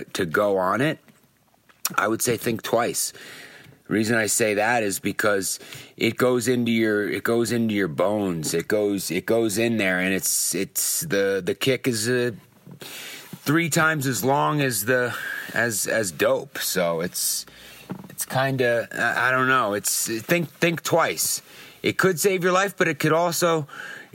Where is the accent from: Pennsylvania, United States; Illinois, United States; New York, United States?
New York, United States; Long Island; moved away as an adult; now in California, United States; from Long Island